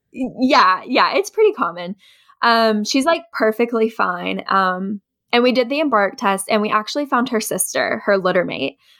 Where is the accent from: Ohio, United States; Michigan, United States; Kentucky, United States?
Kentucky, United States; Ashland; moved away as an adult; also born or lived in West Virginia; now in Lexington, United States; I was raised in Eastern Kentucky in a town called Ashland